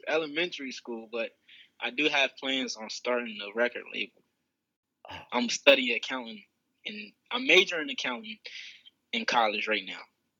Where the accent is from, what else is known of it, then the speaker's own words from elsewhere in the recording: Bridgeville, Delaware, United States; also born or lived in Slaughter Neck, Delaware; I'm actually from Coverdale Crossroads down in Bridgeville, Delaware. That's where my family is from, in Slaughter Neck